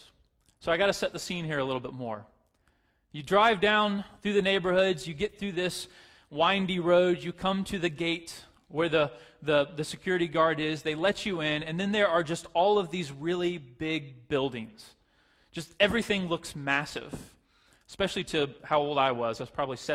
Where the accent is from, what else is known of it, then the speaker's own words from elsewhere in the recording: Pace, Florida, United States; The town that I grew up in is a little town called Pace, Florida.